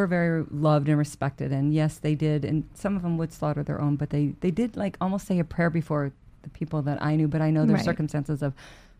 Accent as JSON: {"language": "English", "region": "Texas", "country": "United States", "tie": "born or raised there", "said": "I grew up in Texas."}